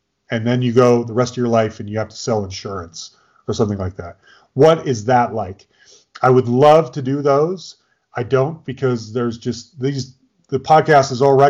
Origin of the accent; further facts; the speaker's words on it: California, United States; I grew up in the Bay Area, and the Oakland A's back in the early 80s were my team.